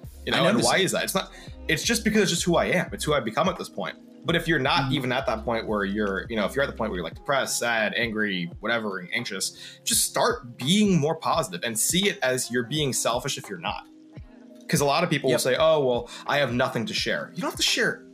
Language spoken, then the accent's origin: English; New York, United States; I'm a New Yorker